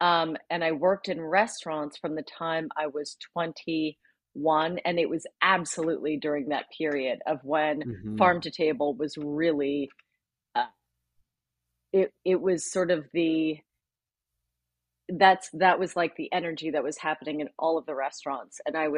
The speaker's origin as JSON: {"language": "English", "town": "San Francisco", "region": "California", "country": "United States", "tie": "born or raised there", "moved": "as an adult", "lives_now": "Los Angeles, United States", "said": "I'm a California gal though, but I'm a transplant. I was born and raised in San Francisco. And I moved"}